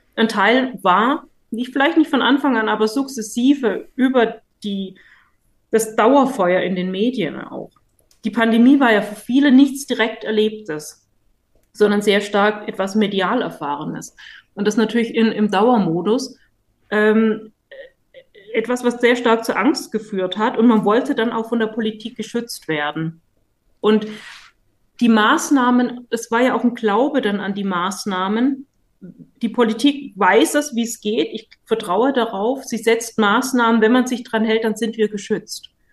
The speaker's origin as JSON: {"language": "German", "town": "Stuttgart", "region": "Baden-Württemberg", "country": "Germany", "said": "als Stuttgarterin"}